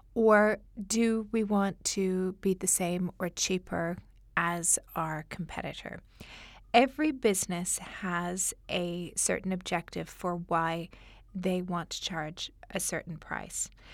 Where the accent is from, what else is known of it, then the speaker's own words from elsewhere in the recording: Canada; moved away as an adult; now in Dubai, United Arab Emirates; Originally, I'm from Canada, but I've been living in Dubai for the past fourteen years.